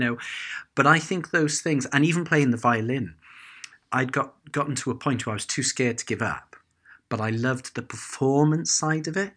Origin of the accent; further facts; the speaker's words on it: Cardiff, Wales, United Kingdom; growing up in Cardiff